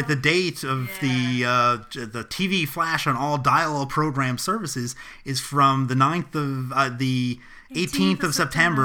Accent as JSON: {"language": "English", "country": "United States", "said": "as an American, when and Tom alluded to this with the cassette tape, as somebody born in 1971"}